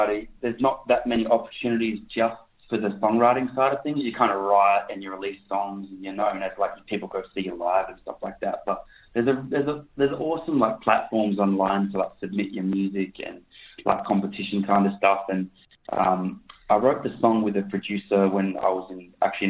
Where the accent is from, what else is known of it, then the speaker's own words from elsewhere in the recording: Mandurah, Western Australia, Australia; my hometown. So it's really, really cool. It's a special place to me, Mandra